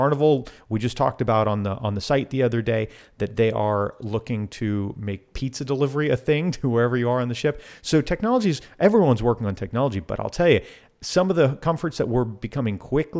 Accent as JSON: {"language": "English", "region": "Florida", "country": "United States", "tie": "born or raised there", "said": "I grew up in South Florida."}